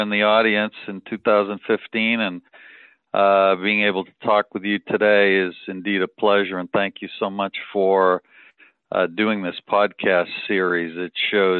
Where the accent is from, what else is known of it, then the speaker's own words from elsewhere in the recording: outside of Boston, Massachusetts, United States; moved away as an adult; also born or lived in Vermont / Miami; now in Atlanta, United States; I grew up outside of Boston